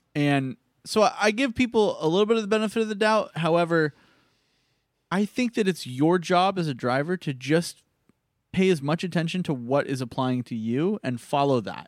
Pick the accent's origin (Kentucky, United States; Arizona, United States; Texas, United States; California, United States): Arizona, United States; Phoenix; now in Los Angeles, United States; growing up in Phoenix and always being in extreme heat